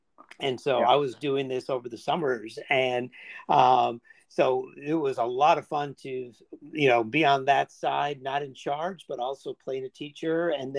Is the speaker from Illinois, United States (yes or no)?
yes; Chicago, Illinois, United States; moved away as an adult; also born or lived in Indiana; now in Georgia, United States; I grew up in Northern Chicago in the 80s.